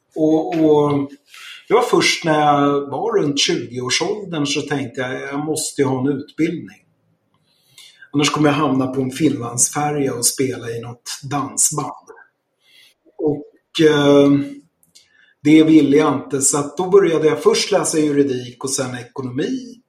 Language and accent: Swedish; Stockholm, Stockholm County, Sweden; moved away as an adult; also born or lived in Krylbo; Jag är född i Enskede söder om Stockholm. Och eh, ja, bodde där fram till jag var klar med studierna